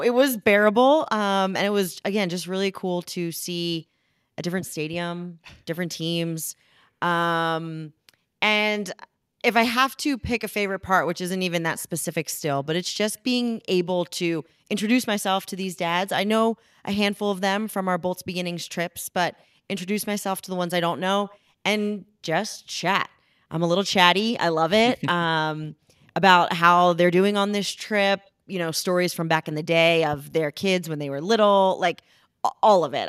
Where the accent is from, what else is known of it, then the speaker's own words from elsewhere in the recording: Philadelphia, Pennsylvania, United States; moved away; I am from Philly